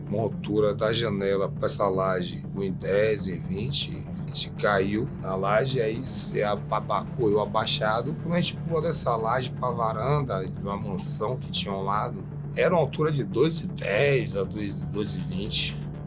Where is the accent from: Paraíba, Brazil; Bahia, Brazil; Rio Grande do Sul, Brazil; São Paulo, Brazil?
Bahia, Brazil; moved away as an adult; A gente veio da Bahia pra trabalhar